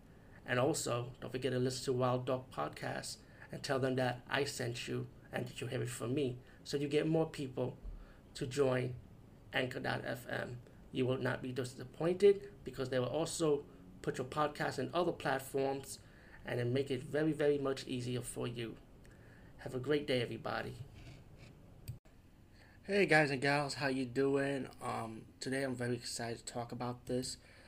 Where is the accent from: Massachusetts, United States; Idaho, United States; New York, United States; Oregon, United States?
New York, United States; New York City; Based growing up in the Bronx, I always grew up listening to Latin freestyle.